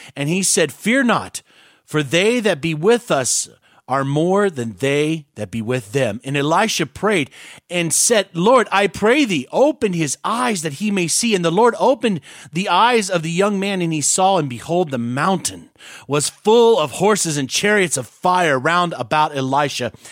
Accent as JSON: {"language": "English", "country": "United States", "said": "I love being American"}